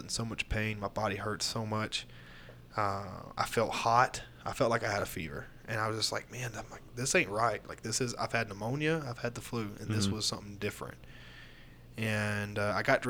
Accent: Florida, United States; moved away; I grew up there

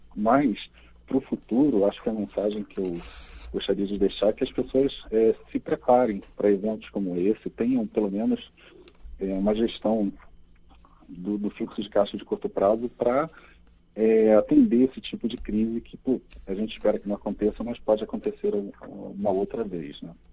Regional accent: Rio de Janeiro, Brazil; eu sou seu conterrâneo, Ricardo, também sou do Rio de Janeiro

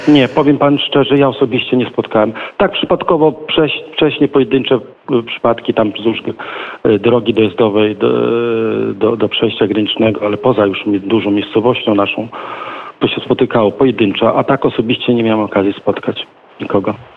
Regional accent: Kuźnica, Podlaskie Voivodeship, Poland; u nas w Kuźnicy

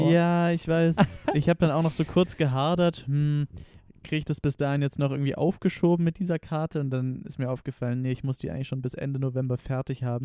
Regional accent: Konstanz, Baden-Württemberg, Germany; moved away; aus Konstanz ursprünglich.

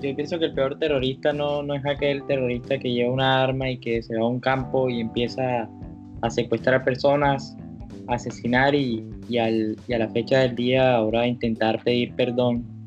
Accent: Colombia; como colombiano

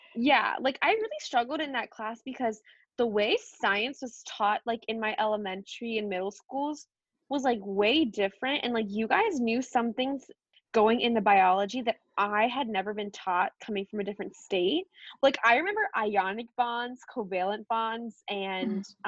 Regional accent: East Coast, United States; I grew up on the East Coast

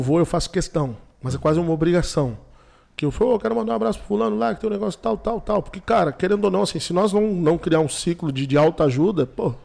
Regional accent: Brazil; onde eu me criei, na Vila Chutes

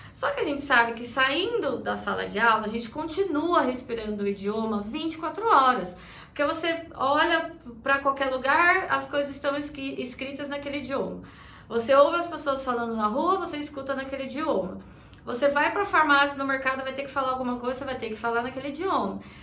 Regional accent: Brazil; Nós brasileiros

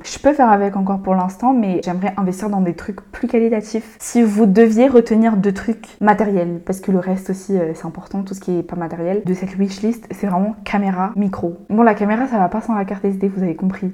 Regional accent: Madagascar; now in France; je suis malgache

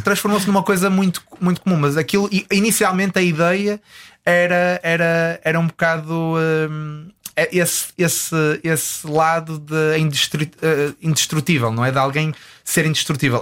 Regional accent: Porto, Norte, Portugal; moved away as an adult; now in Los Angeles, United States; tenho muitas saudades de Portugal, especificamente do Porto, de onde eu, de onde eu sou.

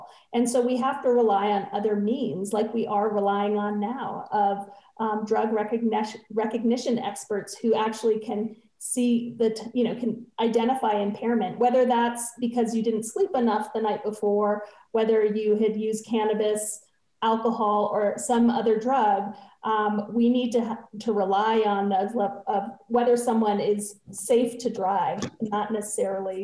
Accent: New Mexico, United States; I grew up here in New Mexico.

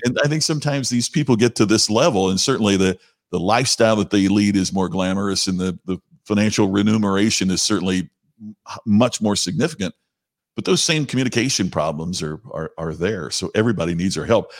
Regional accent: Crothersville, Indiana, United States; where I grew up, Crothersville, Indiana is, is my hometown.

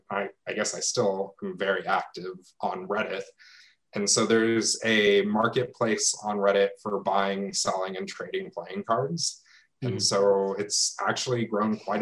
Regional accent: Los Angeles, California, United States; moved away; I grew up in the San Fernando Valley

